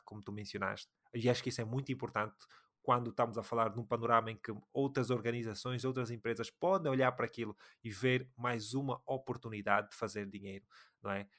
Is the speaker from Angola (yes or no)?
yes; Angola; nós somos angolanos, falamos um bocadinho de Angola